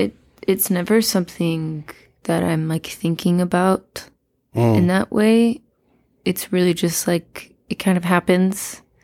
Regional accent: Atlanta, Georgia, United States; I feel like there's always so much music happening in Atlanta and always has been.

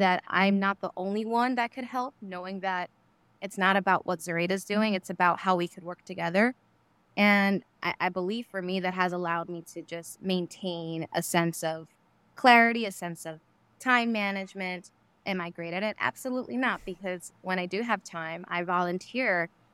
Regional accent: New York City, New York, United States; I grew up in New York City, Queens

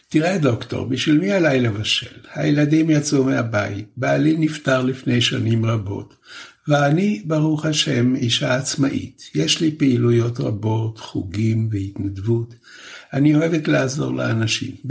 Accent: Poland; born there; אני באופי שלי מאוד יקית, למרות שנולדתי בפולין.

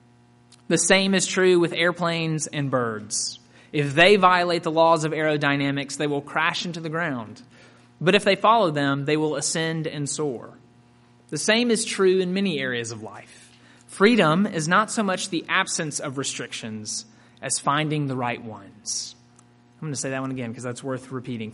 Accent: Mississippi, United States; I grew up in Mississippi and attended Ole Miss

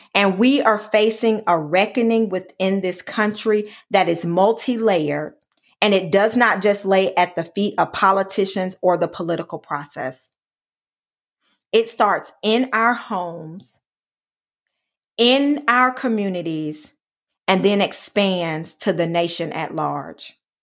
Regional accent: Alabama, United States; my home state of Alabama

